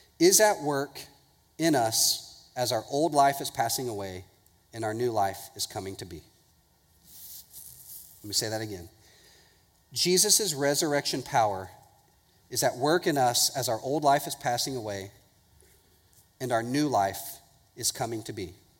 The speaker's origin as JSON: {"language": "English", "town": "Houston", "region": "Texas", "country": "United States", "tie": "born or raised there", "said": "I grew up in Houston"}